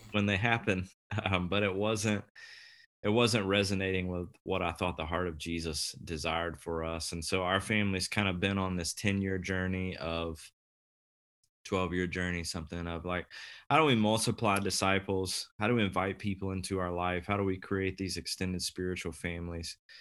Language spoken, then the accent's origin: English; the Southeast, Deep South, United States; moved away as an adult; now in Kansas City, United States; I was raised in the Southeast, so the deep, deep South